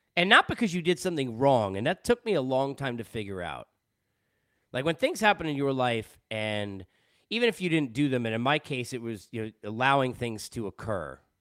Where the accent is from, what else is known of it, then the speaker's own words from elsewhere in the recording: Long Island, New York, United States; moved away as an adult; also born or lived in Boston / Los Angeles; I'm a Jew from Long Island who at twenty years old was already, you know, living in Boston on my way to L